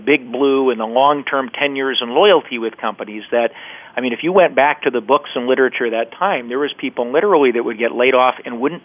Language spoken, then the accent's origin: English; Alaska, United States; moved away as an adult; also born or lived in Seattle; I grew up in Alaska